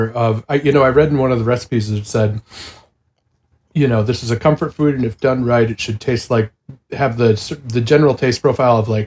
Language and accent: English; Wisconsin, United States; we're from Wisconsin.